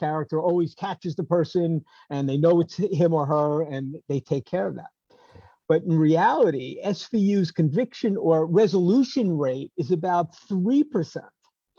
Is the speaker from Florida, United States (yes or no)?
no; New York City, New York, United States; I grew up in Queens, but I grew up in Bayside